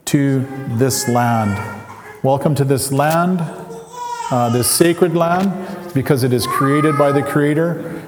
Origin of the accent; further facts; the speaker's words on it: Leq'á:mel First Nation, British Columbia, Canada; I am from Lakamel. Lakamel is east of Mission.